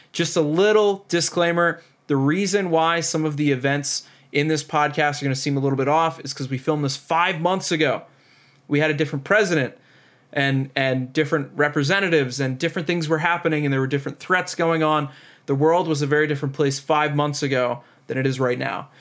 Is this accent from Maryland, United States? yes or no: yes; Annapolis, Maryland, United States; Annapolis, Maryland